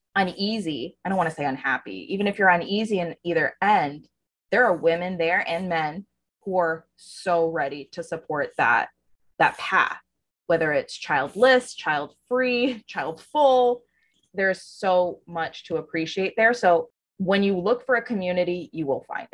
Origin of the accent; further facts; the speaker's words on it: Texas, United States; now in Florida, United States; I grew up in Texas